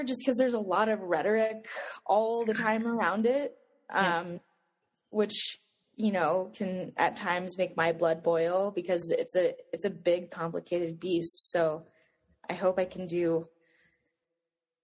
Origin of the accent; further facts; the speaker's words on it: Boulder, Colorado, United States; I grew up in Boulder, Colorado